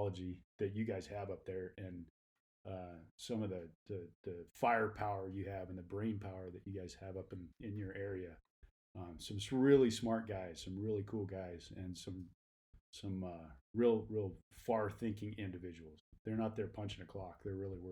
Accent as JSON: {"language": "English", "region": "Kansas", "country": "United States", "tie": "born or raised there", "moved": "yes", "lives_now": "Reno, United States", "said": "I born and raised in Kansas, so I'm a Flatlander. But moved out here."}